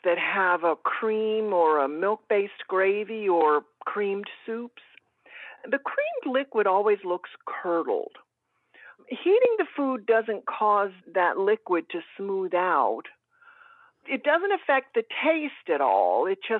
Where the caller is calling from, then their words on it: Northport, Alabama, United States; I'm calling from Northport, Alabama.